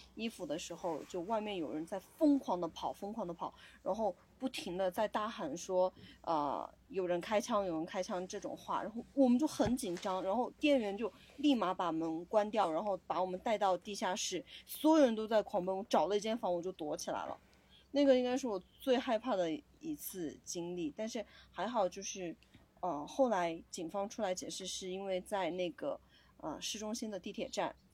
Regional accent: Gejiu, Yunnan, China; 我身在一个工业城市

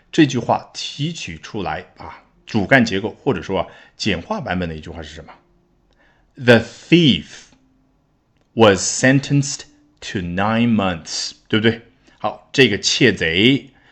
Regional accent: China; 我们中国人

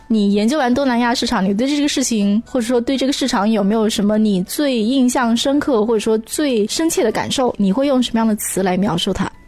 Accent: China; 我作为一个中国人

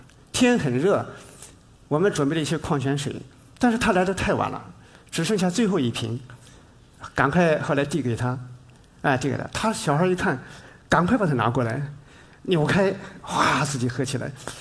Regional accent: China; 但另外一方面呢，它对我们中国人来说，又有特别特别的一个意义。

